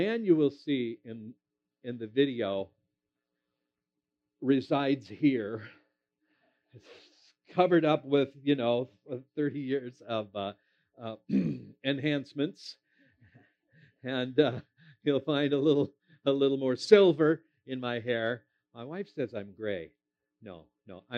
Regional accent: Minnesota, United States; moved away; I am originally from Minnesota, and that will always be my home state

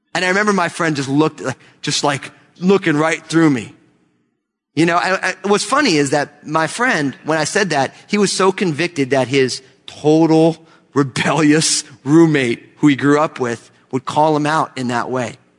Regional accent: New Jersey, United States; I was born and raised in New Jersey

